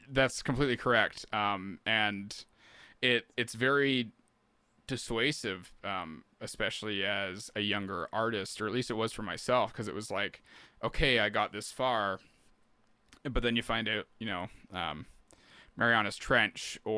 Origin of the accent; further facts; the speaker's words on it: Canada; But as a Canadian artist, it's really hard to if you're not going straight niche somewhere, you know